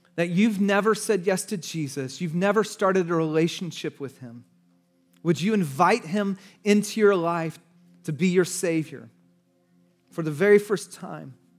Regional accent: United States; But we're American

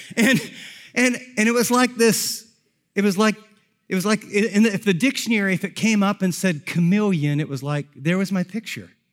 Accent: Columbus, Ohio, United States; I grew up in the Columbus area

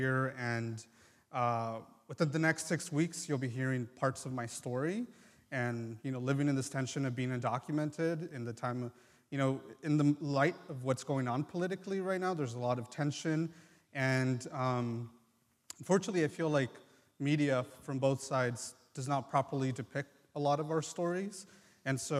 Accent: United States; born or raised there; first language Triqui; English is a second language; also born or lived in Mexico

